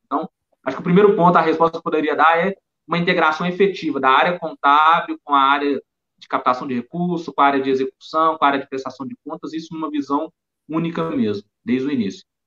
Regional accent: Belo Horizonte, Minas Gerais, Brazil; accent: mineiro; sou de Belo Horizonte

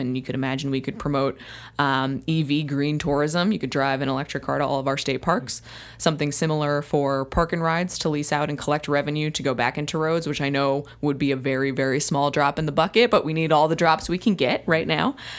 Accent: Whitehouse, New Jersey, United States; now in Royal Oak, United States; I grew up, uh, in White House, New Jersey.

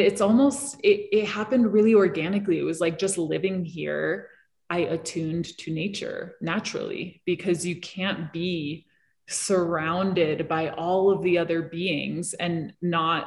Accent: Hong Kong; also born or lived in New York City; now in Colorado, United States; I grew up in cities. I grew up in Hong Kong.

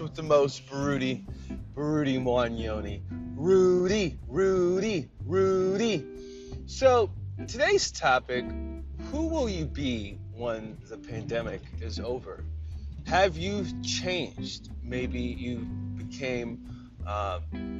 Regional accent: Ohio, United States; moved away; I moved back to Ohio. I'm in my home state right now

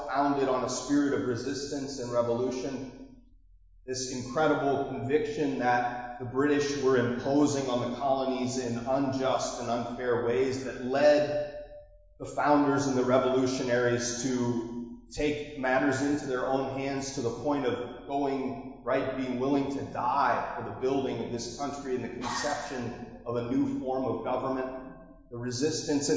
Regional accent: Marblehead, Massachusetts, United States; That's my hometown.

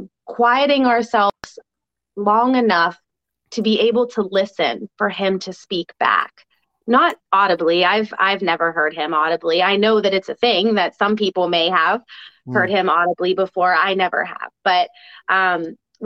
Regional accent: United States; as an American

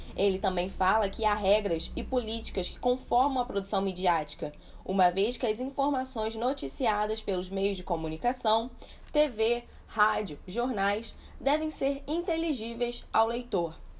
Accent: Brazil; como brasileiros e pesquisadores

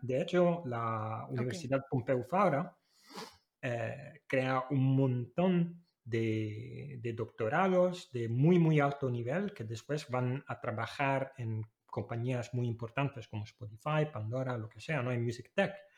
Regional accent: Italy; now in Málaga, Spain; Yo soy italiano

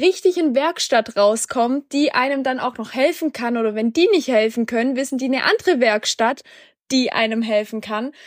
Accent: Black Forest, Baden-Württemberg, Germany; moved away; meine Heimat, so ein bisschen im Schwarzwald

